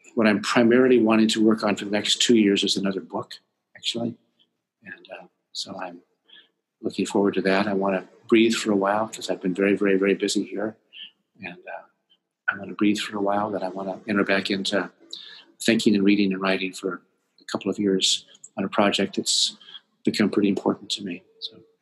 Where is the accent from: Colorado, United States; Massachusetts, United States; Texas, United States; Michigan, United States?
Colorado, United States; Monte Vista; also born or lived in California / Washington, D.C. / Virginia; now in Vancouver, Canada; I was born in the most beautifully named town in America, I think, called Monte Vista, Colorado